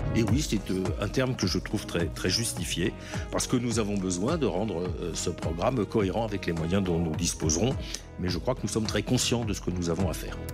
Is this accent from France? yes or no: yes; France; nous nous sommes engagés en tant que Français